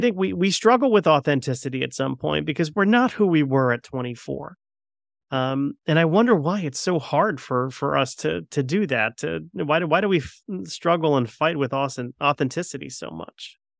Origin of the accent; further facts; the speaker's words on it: Connecticut, United States; I'm a Connecticut guy